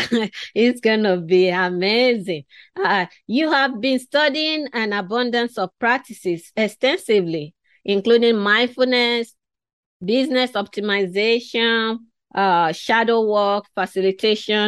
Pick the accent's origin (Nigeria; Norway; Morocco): Nigeria; I was born and raised in West Africa in Nigeria